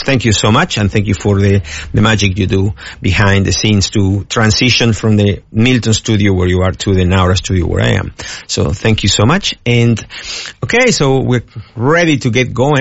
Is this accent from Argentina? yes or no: yes; Argentina; also born or lived in United States; now in Australia; I came from the USA, although I'm originally from Argentina